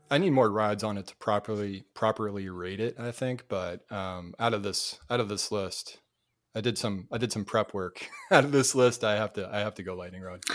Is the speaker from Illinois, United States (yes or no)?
no; Cape Cod, Massachusetts, United States; moved away; also born or lived in North Carolina; Cape Cod, Massachusetts